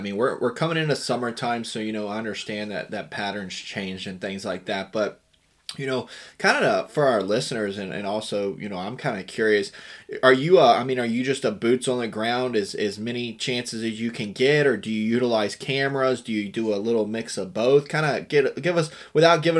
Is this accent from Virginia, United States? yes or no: yes; Appalachian Mountains, western Virginia, United States; I grew up in the Appalachian Mountains, but, you know, a little more north in the Virginia, Western Virginia area.